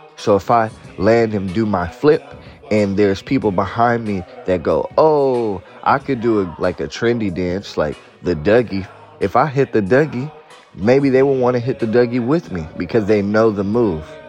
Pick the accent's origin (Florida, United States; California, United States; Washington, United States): California, United States; Oakland; I'm from Oakland, California.